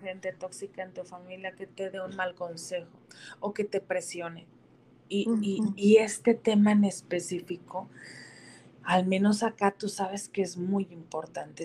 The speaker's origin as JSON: {"language": "Spanish", "country": "Mexico", "said": "yo como mamá mexicana"}